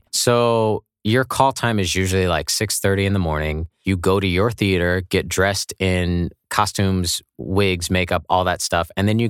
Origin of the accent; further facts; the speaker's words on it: Kansas, United States; you know, I'm from Kansas and like lived in on military bases, but I didn't know anything about Broadway.